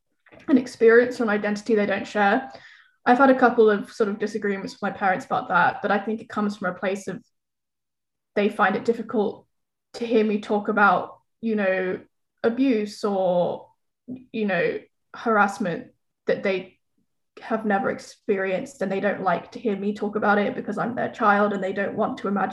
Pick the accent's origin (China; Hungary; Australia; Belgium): China; born there; I was born in China, and like that would be one of the first things that we told people when we met them.